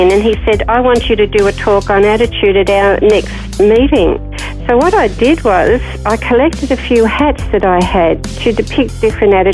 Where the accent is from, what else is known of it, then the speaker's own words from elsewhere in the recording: Parramatta, New South Wales, Australia; born in 1947. And life in, in growing up in Parramatta in those days was pretty good.